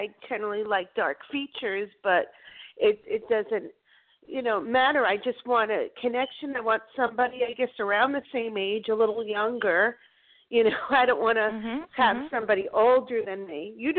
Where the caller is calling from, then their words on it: Florida, United States; I'm calling from Florida